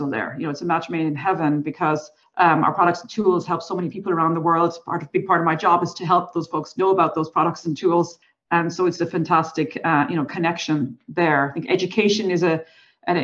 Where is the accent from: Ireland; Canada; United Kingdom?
Ireland; I'm Irish, so we have a history of storytellers